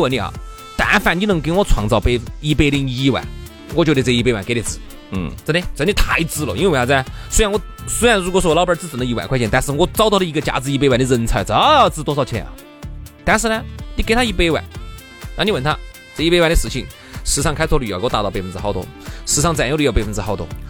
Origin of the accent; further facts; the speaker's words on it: Sichuan, China; accent: Sichuanese; 按照我们四川话来说呢，这个抱怨就是啥子？我们喊你屁话都